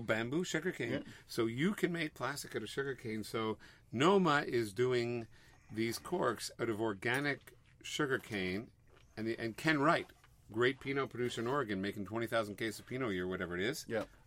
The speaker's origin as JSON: {"language": "English", "town": "Montreal", "region": "Quebec", "country": "Canada", "moved": "yes", "said": "We're from Montreal, and you know, there's our parents, everybody's in Montreal"}